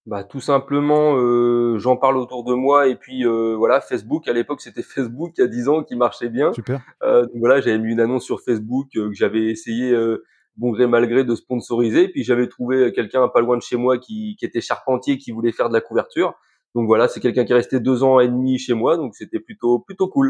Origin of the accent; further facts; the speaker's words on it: Calvados, Normandy, France; chez nous, dans le Calvados